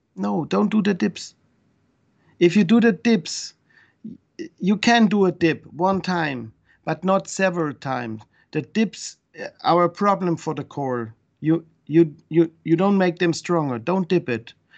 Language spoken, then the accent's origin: English; Switzerland; English is a second language; moved away; also born or lived in Germany; I come from Switzerland